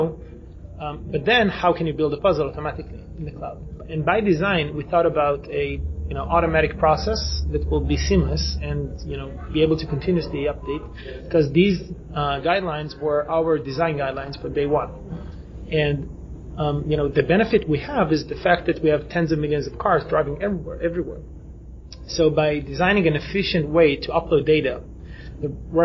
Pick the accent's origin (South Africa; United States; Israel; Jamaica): Israel; we come from Israel